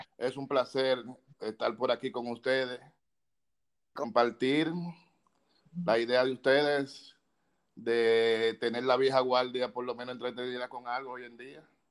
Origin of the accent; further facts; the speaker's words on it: Santo Domingo, Distrito Nacional, Dominican Republic; Yo nací en Villa Consuelo